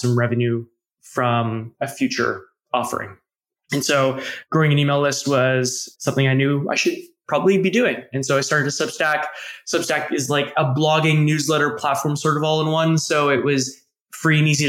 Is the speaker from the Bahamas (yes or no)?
no; Canada; accent: Canadian; I'm from Canada, hence my Canadian accent, which I cannot detect, but other people might be able